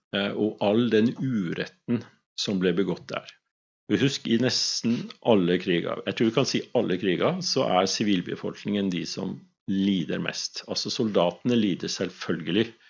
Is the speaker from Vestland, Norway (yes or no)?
no; Svolvær, Nordland, Norway; moved away; also born or lived in Vesterålen / Skrova; født i Vesterålen, mhm. men oppvokst på Skrova og i Svolvær mesteparten av min barne- og ungdomstid